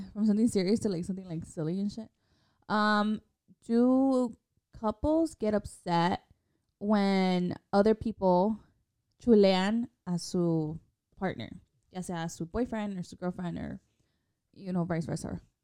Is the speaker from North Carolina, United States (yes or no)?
no; Chicago, Illinois, United States; we're from Chicago